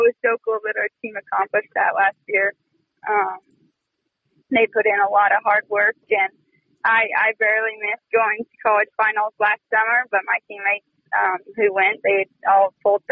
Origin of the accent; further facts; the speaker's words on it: Bigfork, Montana, United States; I grew up in Big Fork, which is right there next to Kalispell.